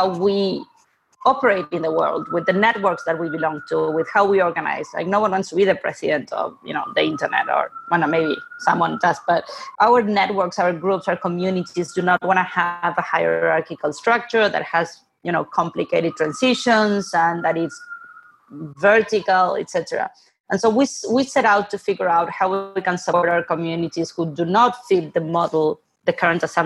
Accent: Buenos Aires, Argentina; moved away; I'm originally from Argentina, born and raised in Buenos Aires.

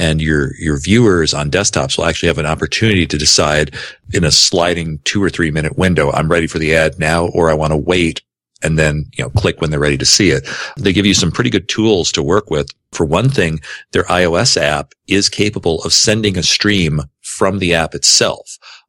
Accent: Grand Rapids, Michigan, United States; I've got to kick in here from my hometown of Grand Rapids, Michigan, Beertown, USA.

